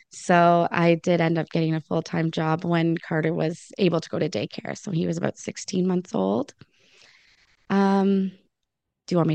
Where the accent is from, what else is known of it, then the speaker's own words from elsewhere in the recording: Lion's Head, Ontario, Canada; now in Port Elgin, Canada; born in Lion's Head. I born and raised there.